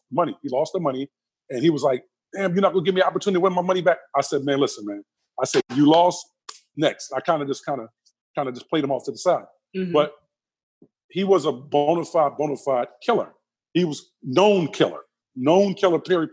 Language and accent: English; Philadelphia, Pennsylvania, United States; a young 20-year-old growing up in Southwest Philadelphia